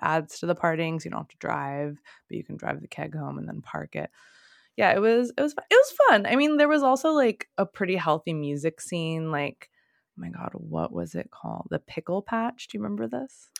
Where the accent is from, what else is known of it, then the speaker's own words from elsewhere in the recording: Torrance, California, United States; also born or lived in Los Angeles / Singapore; I grew up in Torrance